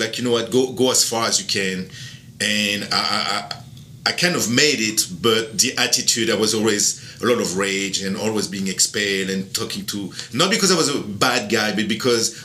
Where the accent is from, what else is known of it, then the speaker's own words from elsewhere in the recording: border with Italy, Provence-Alpes-Côte d'Azur, France; English is a second language; also born or lived in Miami, United States; now in Louisiana, United States; I am from France, south of France, right at the border with Italy. Actually, I am half French, half Sicilian.